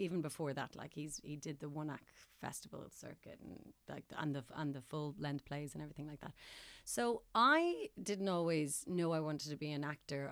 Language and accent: English; Ireland; Mom was well, as supportive as an Irish parent would be